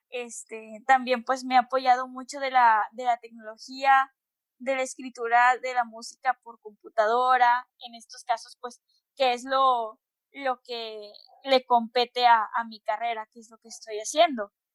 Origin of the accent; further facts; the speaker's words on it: Monterrey, Nuevo León, Mexico; soy de Monterrey, tengo 22 años